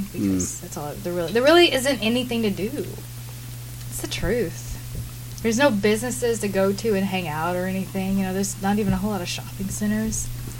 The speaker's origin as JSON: {"language": "English", "region": "the South", "country": "United States", "said": "when people know that I'm from the South, they think I'm crazy, and I'm not."}